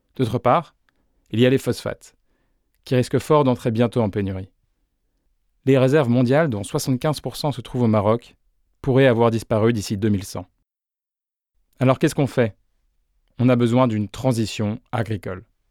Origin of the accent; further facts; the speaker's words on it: Beauce, Centre-Val de Loire, France; Je suis né en Beauce, le grenier de la France